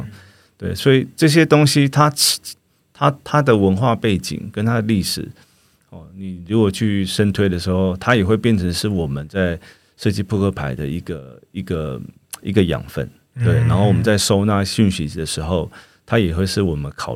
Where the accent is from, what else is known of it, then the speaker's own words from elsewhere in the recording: Taiwan; 我们的民族性啦，我们的台湾的社会氛围